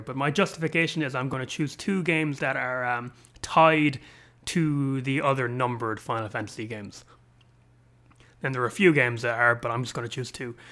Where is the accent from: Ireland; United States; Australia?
Ireland; an Irishman living in Europe